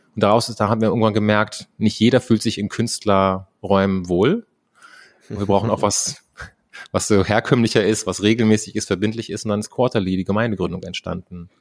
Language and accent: German; Germany; bin ich einfach in Deutschland aufgewachsen